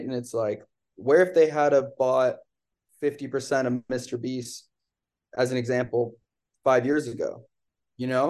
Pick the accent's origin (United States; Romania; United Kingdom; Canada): Canada; I'm from Canada